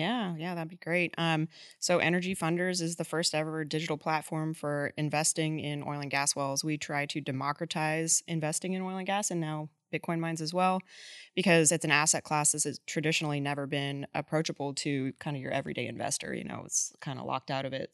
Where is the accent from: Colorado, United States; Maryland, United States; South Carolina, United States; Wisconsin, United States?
Colorado, United States; Boulder; moved away as an adult; now in Texas, United States; I'm actually from Boulder, Colorado